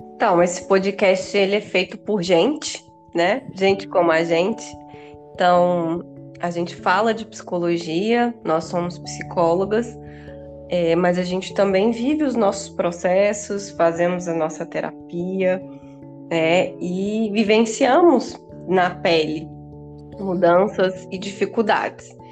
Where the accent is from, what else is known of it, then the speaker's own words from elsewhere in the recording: Bahia, Brazil; moved away as an adult; also born or lived in Rio de Janeiro; eu retornei ao meu estado natal, que é a Bahia